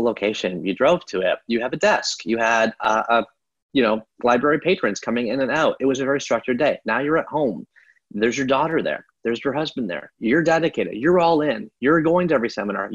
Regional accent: Canada; I was born in Canada in 1979

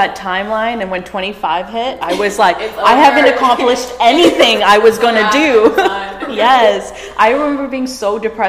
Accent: Canada; moved away as an adult; also born or lived in India; now in United States; I was born in India, okay. and then I moved to Canada, okay. so I'm an Indian Canadian that lives in America.

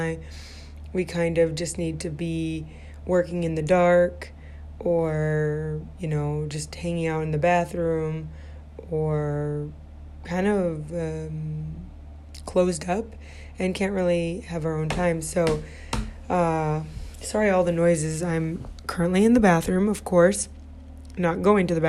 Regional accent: Midwest, United States; moved away as an adult; now in California, United States; I grew up in the Midwest. I pretty much lived in the Midwest my whole life, except when I lived abroad

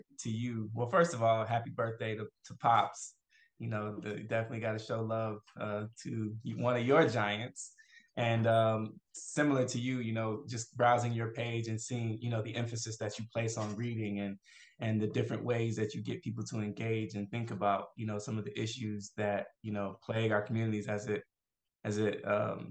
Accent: Atlanta, Georgia, United States; also born or lived in Fort Worth, Texas / Abiquiu, New Mexico; when I was about 9 or 10, my family moved to Atlanta, and we grew up in the Imam Jamil Alameen's community

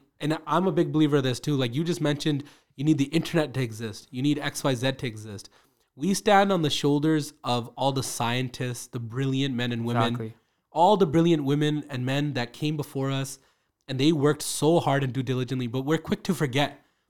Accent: Calgary, Alberta, Canada; I'm from Northeast Calgary, so I don't know what Saripind is like.

